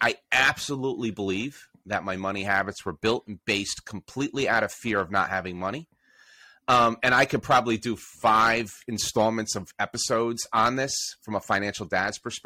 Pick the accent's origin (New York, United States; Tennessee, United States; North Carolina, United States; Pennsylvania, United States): New York, United States; New York City; We grew up in and around New York City.